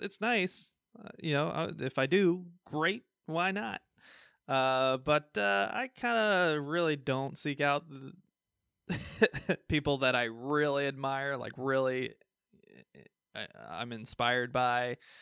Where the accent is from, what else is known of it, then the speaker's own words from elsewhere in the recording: United States; We're American